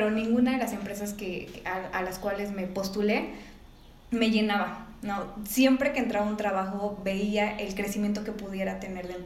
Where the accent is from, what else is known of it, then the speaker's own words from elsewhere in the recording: Mexico City, Mexico; now in León, Mexico; hace tres años yo vengo de la Ciudad de México, entonces llego aquí a León sin ningún contacto más que la familia de mi esposo.